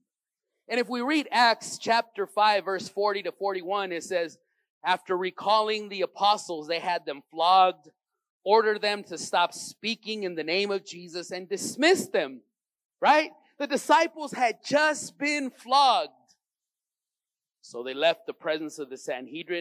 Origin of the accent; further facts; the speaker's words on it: Los Angeles, California, United States; I grew up in Venice on the other side